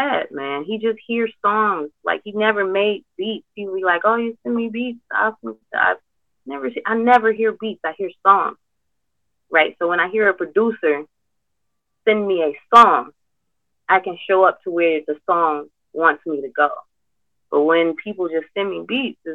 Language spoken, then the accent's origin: English; Detroit, Michigan, United States; I'm from Detroit.